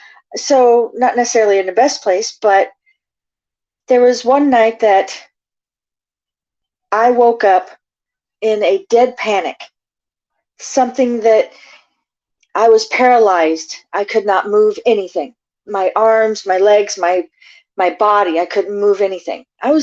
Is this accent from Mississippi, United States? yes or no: no; Florida, United States; I'm from Florida. Military family, in and out of different countries.